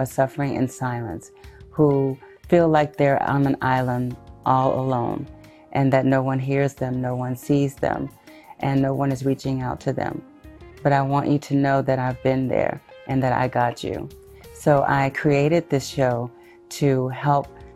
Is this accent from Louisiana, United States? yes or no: yes; Shreveport, Louisiana, United States; also born or lived in Houston, Texas; I am originally from Houston, Texas, but was raised in Shreveport, Louisiana